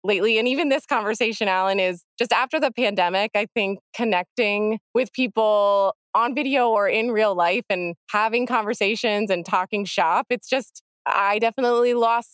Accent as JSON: {"language": "English", "region": "Pennsylvania", "country": "United States", "said": "I'm from Pennsylvania"}